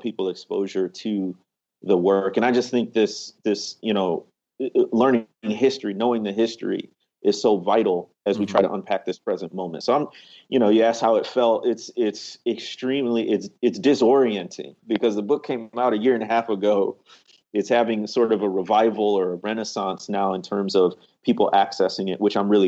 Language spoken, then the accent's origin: English; Chicago, Illinois, United States; moved away as an adult; now in Mississippi, United States; growing up in the Chicagoland area.